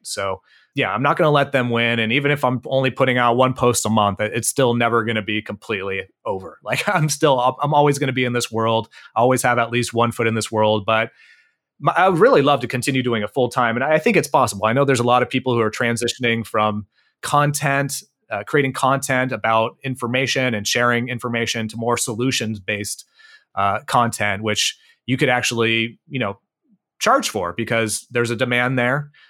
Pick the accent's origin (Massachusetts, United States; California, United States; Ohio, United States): California, United States; Bay Area; I grew up in the Bay Area, uh, of California